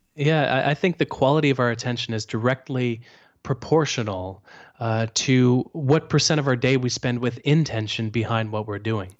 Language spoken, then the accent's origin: English; Canada; I'm Canadian